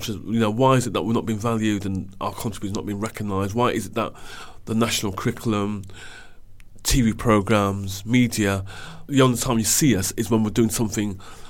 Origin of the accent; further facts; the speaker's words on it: Wolverhampton, West Midlands, United Kingdom; now in London, United Kingdom; because of my childhood and growing up in Wolverhampton